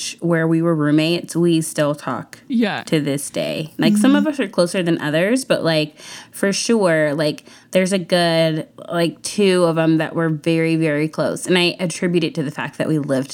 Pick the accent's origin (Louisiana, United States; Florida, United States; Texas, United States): Texas, United States; Houston; a lot of my friends that I grew up with in Houston when I was younger were white